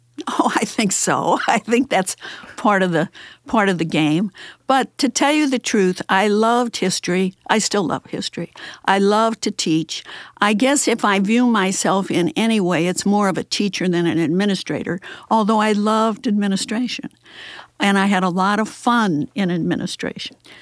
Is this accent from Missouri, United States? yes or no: yes; St. Louis, Missouri, United States; I grew up very near Beaumont High School